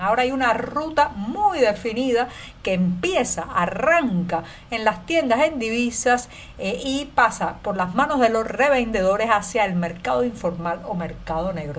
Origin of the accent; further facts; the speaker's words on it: Cuba; cubana, periodista, ciudadana